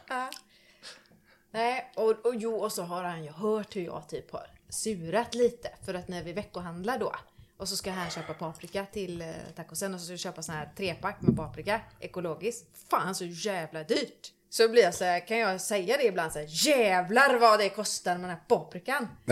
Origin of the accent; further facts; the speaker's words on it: Tanum, Västra Götaland, Sweden; jag kommer ju från eh, Tanum, Strömstad. Mm -hmm. åt, det hållet. Eh, mellan där, på landet. Uppvuxen på en gård